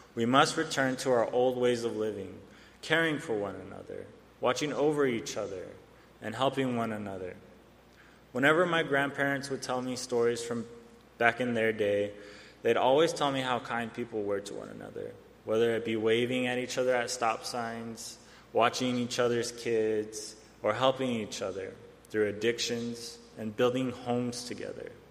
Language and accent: English; Arizona, United States; I come from the Salt River Pima Maricopa Indian community in Arizona